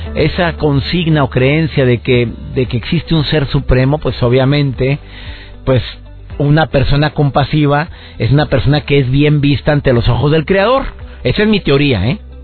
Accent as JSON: {"language": "Spanish", "town": "Monterrey", "region": "Nuevo León", "country": "Mexico", "said": "Todos los que somos mexicanos"}